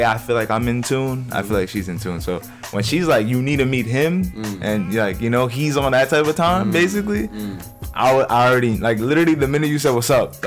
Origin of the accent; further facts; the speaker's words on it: New York City, New York, United States; I grew up in East Elmhurst basically most of my life, mm-hmm. or, like, Queens